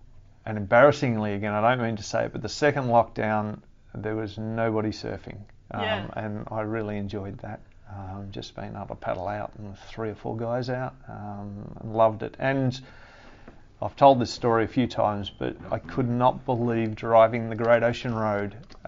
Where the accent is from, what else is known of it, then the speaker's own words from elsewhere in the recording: Geelong, Victoria, Australia; also born or lived in Ballarat; So when I was about, I think about 8 or 9, we shifted to Geelong and grew up in Belmont, Highton